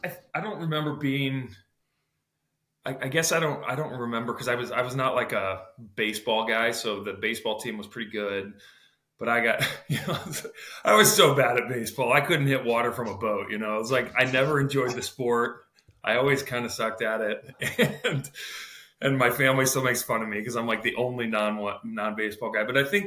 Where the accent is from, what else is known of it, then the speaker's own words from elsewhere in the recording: Eureka, Illinois, United States; as a kid growing up in Eureka, like your eyes are kind of always like